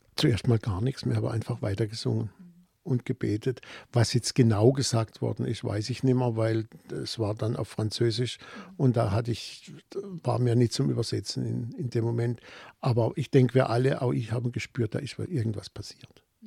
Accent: Offenburg, Baden-Württemberg, Germany; accent: Baden; in Offenburg, meiner Heimatstadt

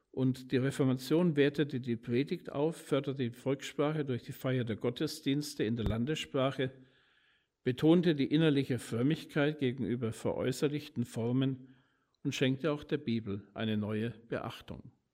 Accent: Nuremberg, Bavaria, Germany; in meiner Heimatstadt in Nürnberg

